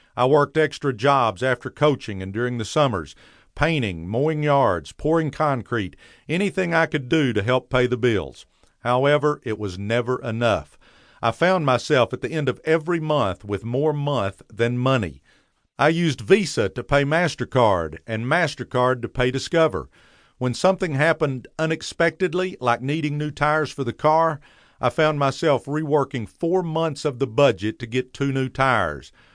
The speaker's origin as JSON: {"language": "English", "town": "Dallas", "region": "Texas", "country": "United States", "tie": "born or raised there", "said": "as a boy growing up in Pleasant Grove"}